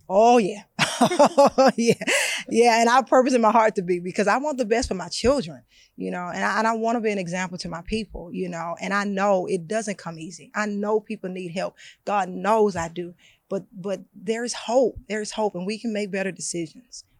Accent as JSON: {"language": "English", "town": "Baton Rouge", "region": "Louisiana", "country": "United States", "tie": "born or raised there", "said": "my neighborhood that I grew up in in Baton Rouge, Louisiana."}